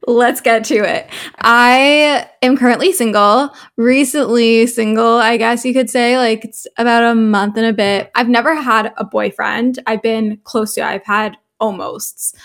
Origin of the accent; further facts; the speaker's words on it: Toronto, Ontario, Canada; I'm twenty-one years old from Toronto, Canada, so I'm a Canadian, but my family is actually originally from South Africa